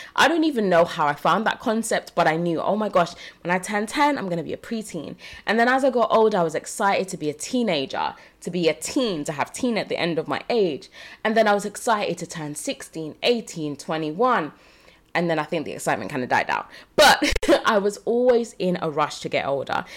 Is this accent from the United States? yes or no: no; Jamaica; now in United Kingdom; I was born in Jamaica.